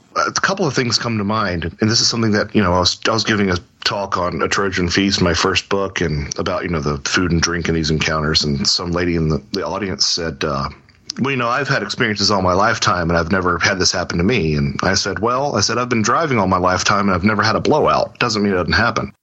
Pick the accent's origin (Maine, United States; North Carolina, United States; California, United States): North Carolina, United States; Lake Norman; I grew up on Lake Norman in North Carolina